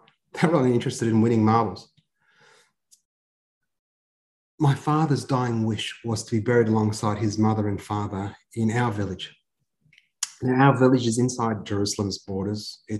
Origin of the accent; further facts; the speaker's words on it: Australia; also born or lived in Canberra; We're both Australian